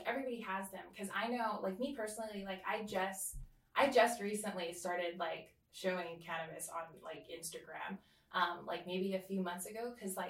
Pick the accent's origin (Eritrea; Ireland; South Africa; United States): United States; Oahu, Hawaii; also born or lived in California / American Samoa; I grew up in California, Oahu. I grew up and American Samoa. So I kind of moved literally to all three places every so often. But Hawaii is home to me. I am full Samoan though, just to be clear.